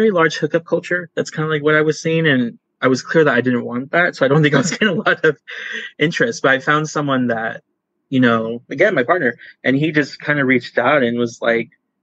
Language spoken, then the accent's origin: English; California, United States; I'm from California